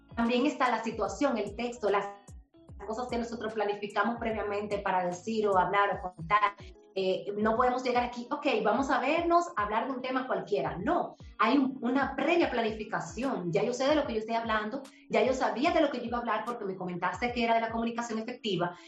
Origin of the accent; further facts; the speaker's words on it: Herrera, Buenos Aires, Distrito Nacional, Dominican Republic; Yo soy de un barrio, yo me crié en Herrera, nací en Herrera, en Buenos Aires